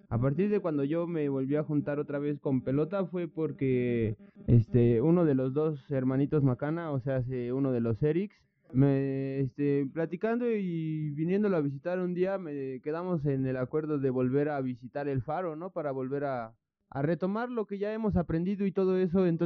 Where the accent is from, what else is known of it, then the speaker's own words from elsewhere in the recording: Tlalnepantla, State of Mexico, Mexico; born there; Yo tengo 24 años, nací